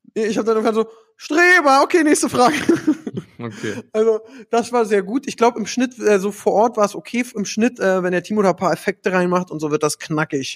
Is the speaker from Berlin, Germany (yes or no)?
yes; Berlin, Germany; Als Berliner